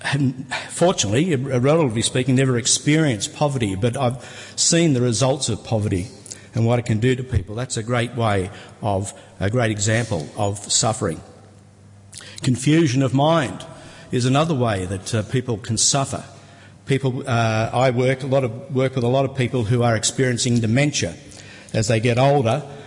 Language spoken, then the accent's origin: English; Sydney, New South Wales, Australia; I was born here in Sydney